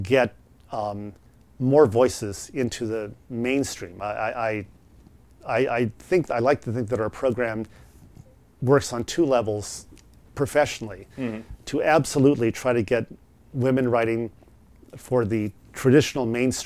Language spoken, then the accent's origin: English; Columbia, Missouri, United States; moved away; I grew up around Stevens College, an all-women's college in Columbia, Missouri.